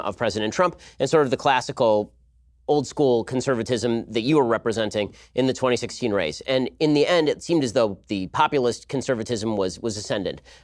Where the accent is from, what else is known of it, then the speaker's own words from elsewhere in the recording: California, United States; I'm from California